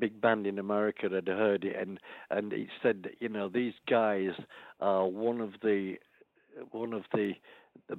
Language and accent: English; Yorkshire and the Humber, United Kingdom; moved away; I came from Yorkshire, just a Yorkshire lad